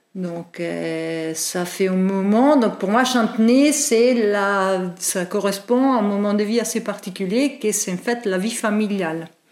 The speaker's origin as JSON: {"language": "French", "country": "Italy", "tie": "born or raised there", "also_born_or_lived": "Norway / England", "second_language": "French", "moved": "as an adult", "lives_now": "Nantes, France", "said": "je suis italienne, euh, donc euh, j'ai vécu juste à mes 26 ans en Italie"}